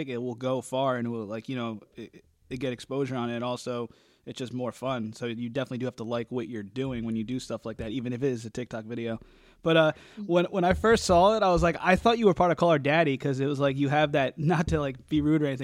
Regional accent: New Jersey, United States; we're both from Jersey

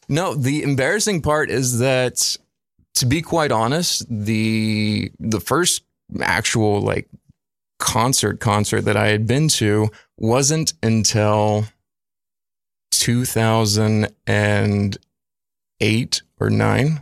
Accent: Lufkin, Texas, United States; moved away as an adult; also born or lived in Southeast Georgia; now in Brooklyn, United States; born and raised East Texas and um, spent nine years of my youth actually in uh, Southeast Georgia

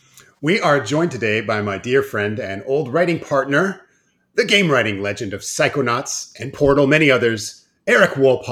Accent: Cleveland, Ohio, United States; we're from Cleveland. We hate deer.

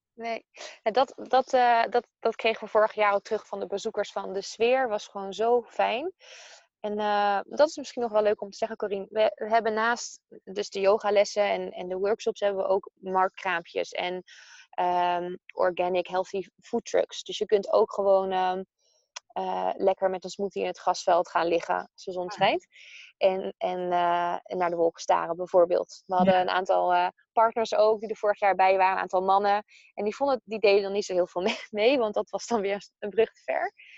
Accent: Amersfoort, Utrecht, Netherlands; ik kom uit Amersfoort

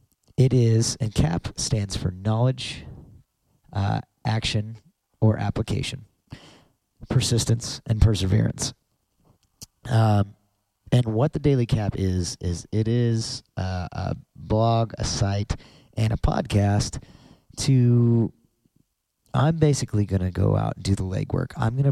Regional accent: Denver, Colorado, United States; born there; I was born in Denver, Colorado.

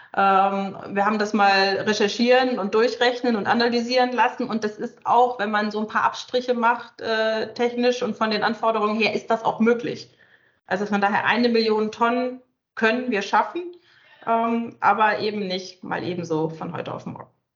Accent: Northern Germany, Germany; ich komme selber aus dem Norden, von der Küste

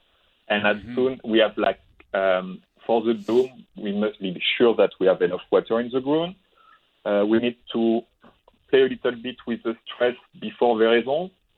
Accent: France; now in Okanagan Valley, Canada; where I was born in France.

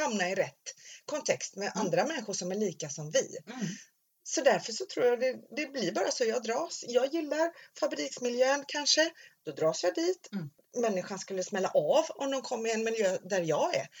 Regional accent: Stenungsund, Västra Götaland, Sweden; Jag var ju uppvuxen i Stenungsund

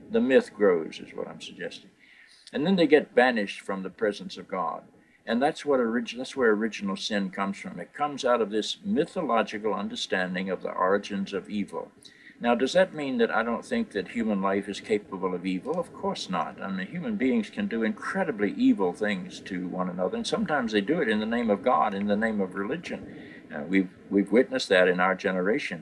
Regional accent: North Carolina, United States; I was raised in North Carolina in what we call the Bible Belt of, of this country.

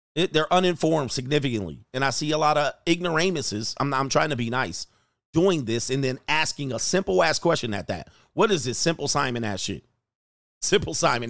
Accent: United States

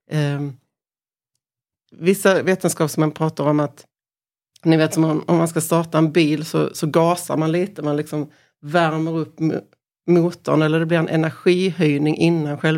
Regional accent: Korpilombolo, Norrbotten County, Sweden; Så jag kan inte säga att jag är från Pajala. Utan, eller jag kan säga att jag är från Korpilombolo utan jag säger att jag är från Pajala.

